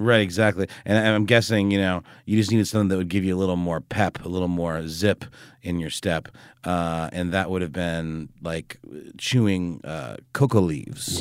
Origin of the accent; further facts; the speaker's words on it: Germany; moved away; when I was a kid growing up in Germany